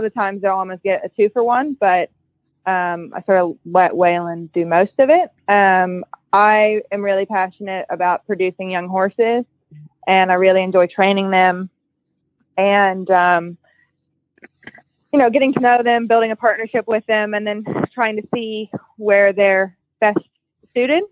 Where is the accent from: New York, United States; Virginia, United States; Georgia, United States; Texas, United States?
Georgia, United States; Marietta; moved away as an adult; now in Opelika, United States; where I grew up in Marietta, so it's in Georgia